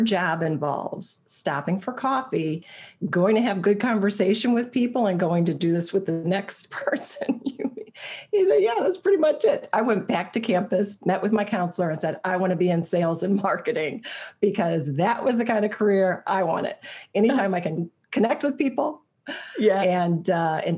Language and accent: English; Ohio, United States; I was actually born and raised in Ohio